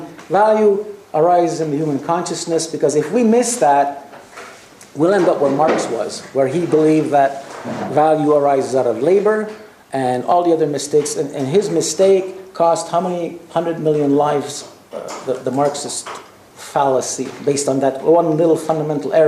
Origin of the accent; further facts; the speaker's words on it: Canada; also born or lived in Quebec; I come from Canada, a very cold country